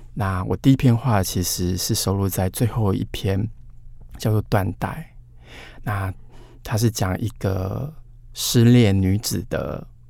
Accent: Hanxi, Taichung, Taiwan; 韩熙也是在台中的，确实有一个这样的地方，我就在这里出生成长

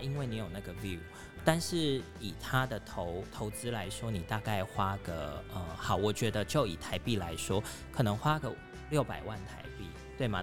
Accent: Taiwan; moved away as an adult; now in Cambodia; 生为台湾人是一个非常幸运的一件事情

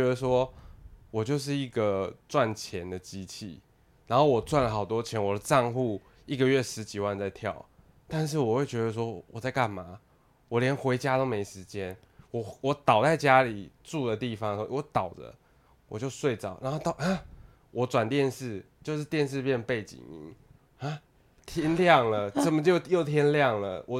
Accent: Taipei, Taiwan; also born or lived in Hsinchu; 因为我是台北人嘛

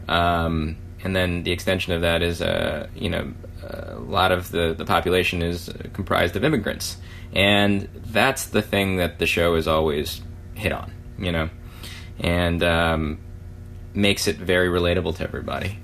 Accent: California, United States; born or raised there

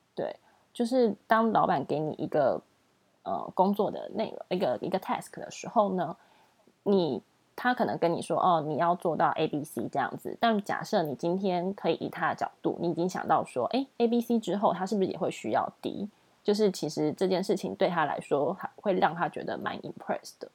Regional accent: Taiwan; also born or lived in United Kingdom / Singapore; 我们在新加坡认识的那些台湾朋友

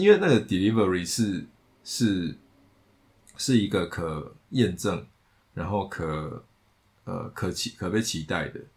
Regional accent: Taiwan; 他是美国人，我是台湾人

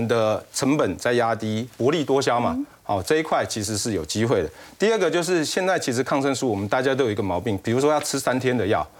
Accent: Taiwan; 我们台湾这边呢，你就说有没有商机？

